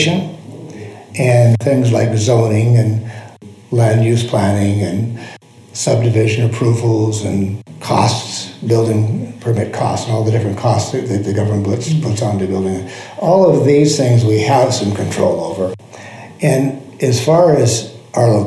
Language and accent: English; Missoula, Montana, United States; Missoula, Montana